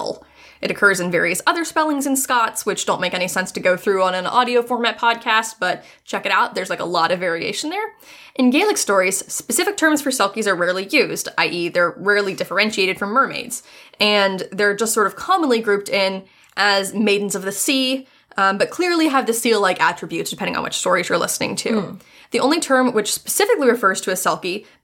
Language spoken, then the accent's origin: English; West Virginia, United States; moved away; when I was still living in West Virginia. And this was back when I was in high school